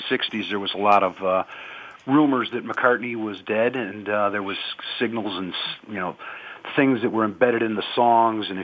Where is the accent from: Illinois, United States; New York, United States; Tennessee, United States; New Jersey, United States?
Illinois, United States; Chicago; I'm from Chicago, and I'm in the Chicago suburbs right now